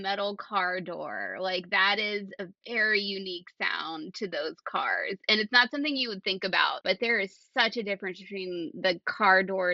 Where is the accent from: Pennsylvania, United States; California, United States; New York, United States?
Pennsylvania, United States; Central; when I got to Central Pennsylvania